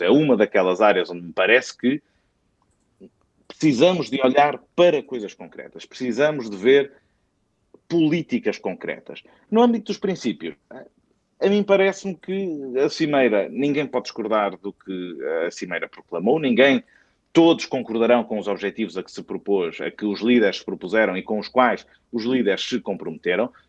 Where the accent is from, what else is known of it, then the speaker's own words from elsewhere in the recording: Portugal; enquanto portugueses, uh, partilhamos também a cidadania europeia